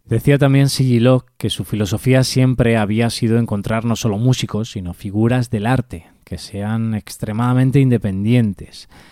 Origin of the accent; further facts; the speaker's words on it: Spain; aquí en España